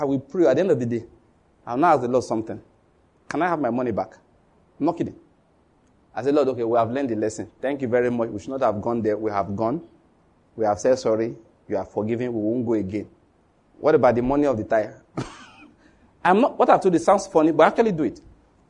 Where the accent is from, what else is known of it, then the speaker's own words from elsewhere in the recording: Borno, Nigeria; Say, do you know where I'm from? Say, I'm from Borno State. I survived Boko Haram.